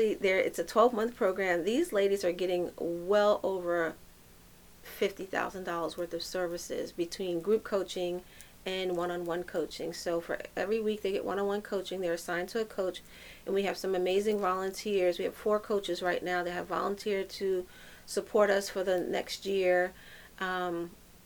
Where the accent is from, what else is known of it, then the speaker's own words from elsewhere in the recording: New York City, New York, United States; And I'm a New Yorker, and I've been in every urban community in New York City out of all five boroughs